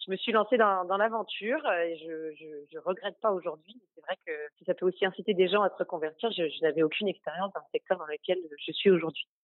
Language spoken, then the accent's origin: French; Normandy, France; J'ai grandi en Normandie